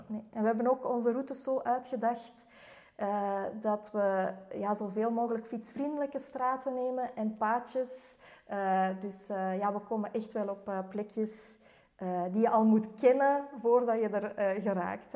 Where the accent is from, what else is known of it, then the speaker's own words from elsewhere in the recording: Antwerp, Flanders, Belgium; moved away as an adult; now in Mechelen, Belgium; ik ben eigenlijk oorspronkelijk van Antwerpen.